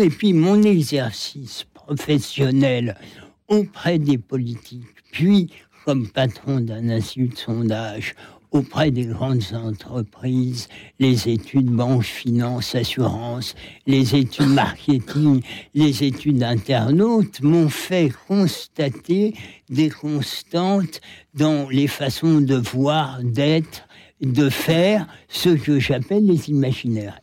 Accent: France

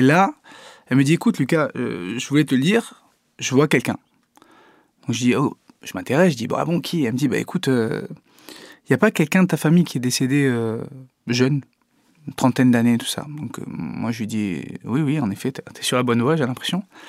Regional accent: Italy; je suis italien

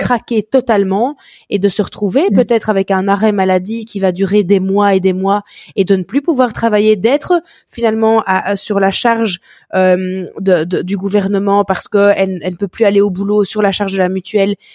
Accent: Belgium; accent: Belgian; chez nous en Belgique

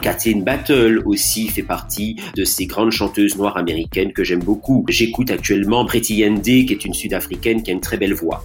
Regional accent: Martinique; moi en tant que Martiniquais

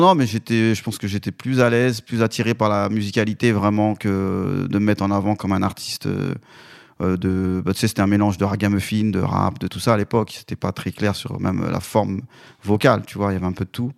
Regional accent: Vénissieux, Auvergne-Rhône-Alpes, France; also born or lived in Côte d'Ivoire; moi je viens de j'étais dans la banlieue lyonnaise à Vénissieux. On est parti euh, pendant mon adolescence faire quelques années en Côte d'Ivoire. Ensuite on est revenu toujours euh, en 89

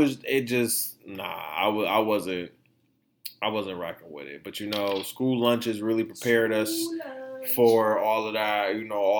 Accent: Detroit, Michigan, United States; people from my town, my hometown

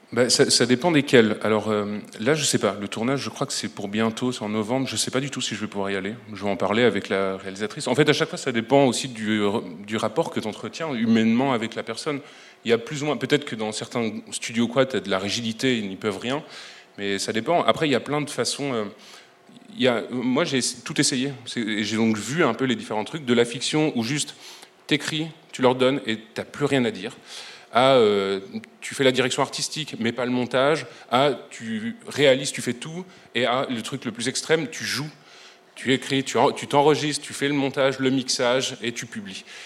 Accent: Brussels, Brussels-Capital Region, Belgium; je suis bruxellois

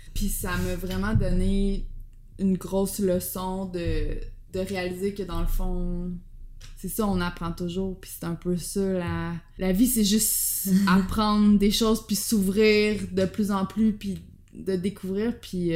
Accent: Quebec, Canada; moved away as an adult; also born or lived in Amsterdam, Netherlands; je pensais que j'allais jamais revenir au Québec

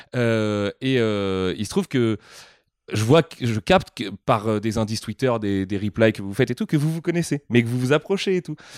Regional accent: France; on est français

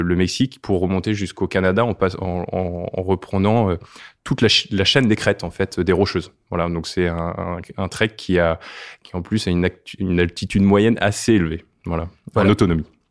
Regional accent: Brittany, France; je suis breton

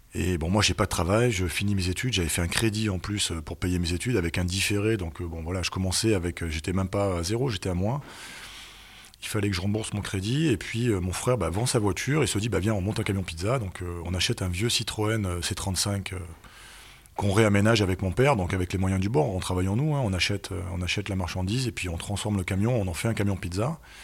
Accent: Nice, Provence-Alpes-Côte d'Azur, France; also born or lived in Paris / England; je suis né à Nice en 1979

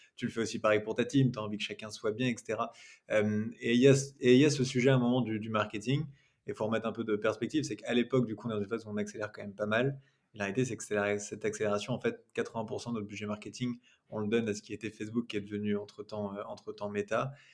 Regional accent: Rennes, Brittany, France; je suis rennais, mais nos bureaux sont, sont à Nantes.

